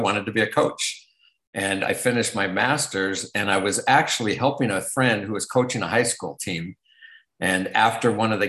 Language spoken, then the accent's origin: English; West Coast, United States; I'm originally from the West Coast, so it was the Pac-10 at the time